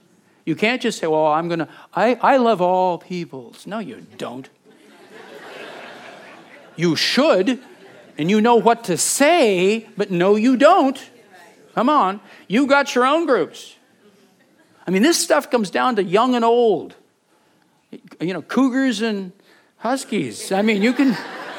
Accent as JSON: {"language": "English", "town": "Butte", "region": "Montana", "country": "United States", "moved": "yes", "said": "we're from Butte. I still to this day have a Copper Kings baseball hat. It's my town. It is. I love that town."}